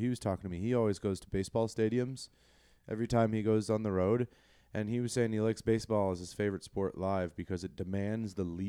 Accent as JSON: {"language": "English", "region": "Colorado", "country": "United States", "moved": "yes", "said": "we're not from Denver, but we're from Colorado."}